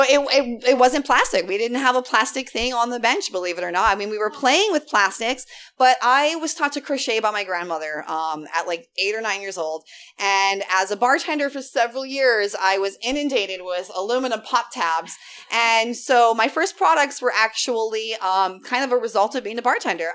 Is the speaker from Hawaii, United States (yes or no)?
yes; Big Island, Hawaii, United States; I grew up on the Big Island